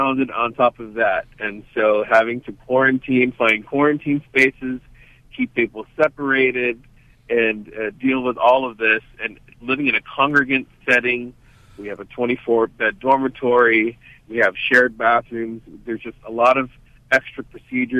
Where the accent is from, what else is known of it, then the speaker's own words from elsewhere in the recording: Hawaii, United States; now in Bay Area, United States; I'm from Hawaii, and we wear slippers out there.